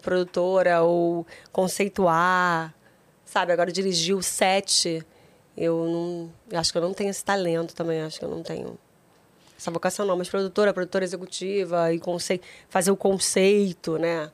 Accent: Rio de Janeiro, Brazil; also born or lived in Duque de Caxias; meus pais já moravam em Pilares, que era é a zona norte do Rio de Janeiro. Aí, de lá, a gente foi morar no meier

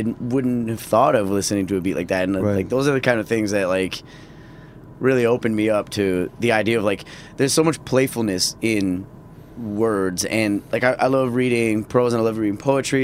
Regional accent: Minneapolis, Minnesota, United States; I grew up in Minneapolis

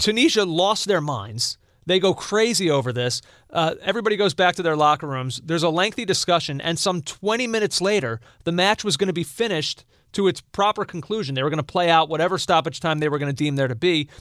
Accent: United States; as an American fan

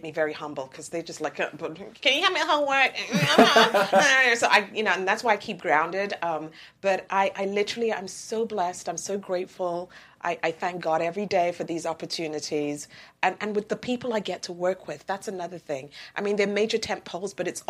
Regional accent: United Kingdom; also born or lived in Nigeria; now in United States; I'm actually Nigerian born, British grown, and American.

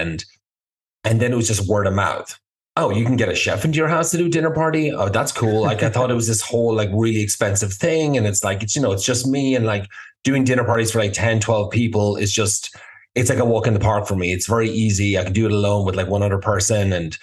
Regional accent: Ireland; moved away; I grew up in Ireland, you know, born and raised in a small town called Nina.

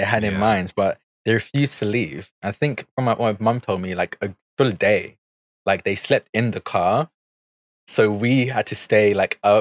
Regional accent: Essex, East of England, United Kingdom; also born or lived in Hackney, London; I grew up in Essex. I was born in Hackney, but stayed there for like 2 or 3 years, and I've been here ever since

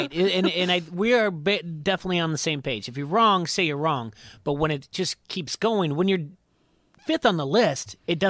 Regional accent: the South, United States; We're from the South. We just, come on.

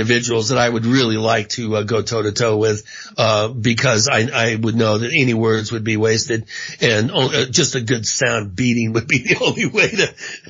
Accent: Washington, United States; also born or lived in Indio, California; my parents lived in Palm Springs. I was born actually in Indio. I think the hospital in Indio, but then I grew up in Washington State, you know, after that.

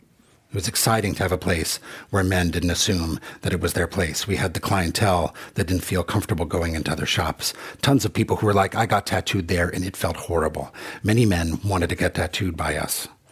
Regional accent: Germany; moved away as an adult; I was 25, I moved here for good and changed my name. … growing up in Germany.

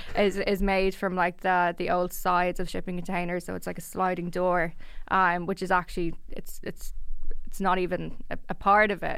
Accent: Dublin, Leinster, Ireland; I grew up in Blanche

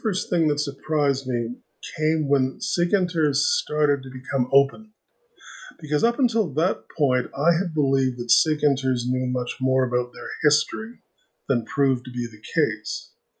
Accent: Canada; And although I am a Canadian liberal, which means that you would regard me as being a left-wing Democrat

